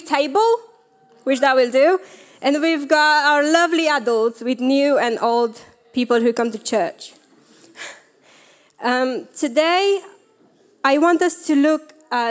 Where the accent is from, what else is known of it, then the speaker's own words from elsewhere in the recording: Romania; moved away; I grew up in Romania